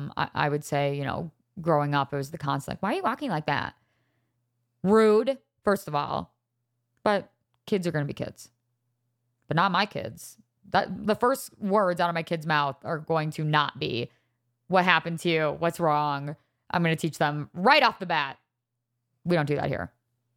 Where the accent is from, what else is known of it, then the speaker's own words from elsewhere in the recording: Wisconsin, United States; also born or lived in Laguna Niguel, California / Chicago; I was born in Laguna Niguel, California. My family moved from California to Chicago to Wisconsin all by time I was like four. So my first like real memories were probably living in Wisconsin.